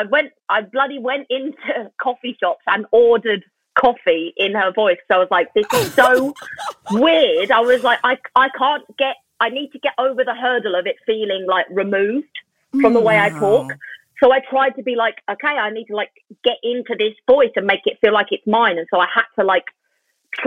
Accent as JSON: {"language": "English", "region": "London", "country": "United Kingdom", "said": "I'm from Lewisham."}